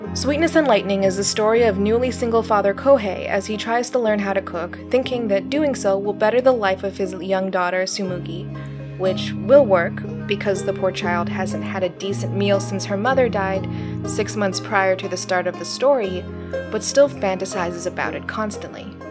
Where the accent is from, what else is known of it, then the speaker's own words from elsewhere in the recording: Arizona, United States; I grew up in Arizona, right? I still don't understand winter.